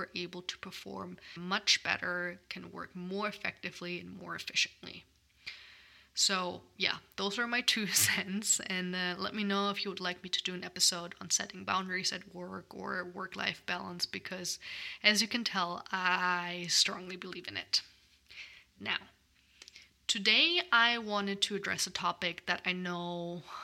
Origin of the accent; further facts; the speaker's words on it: Germany; now in United States; In my home country of Germany